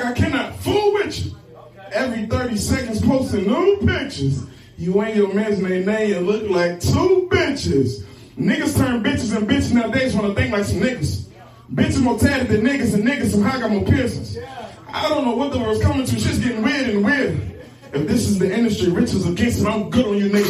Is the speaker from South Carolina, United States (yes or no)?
yes; Camden, South Carolina, United States; I'm from Camden, South Carolina